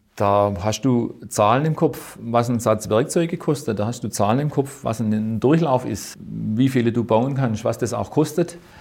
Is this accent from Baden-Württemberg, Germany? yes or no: yes; Winnenden, Baden-Württemberg, Germany; ich bin in, in, in Winnenden ausge, aufgewachsen